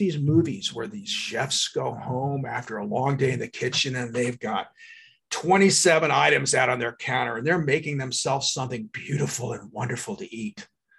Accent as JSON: {"language": "English", "town": "Paris", "region": "Île-de-France", "country": "France", "said": "I love Paris. And I think a lot of Parisians go, of course we're rude. We're from Paris."}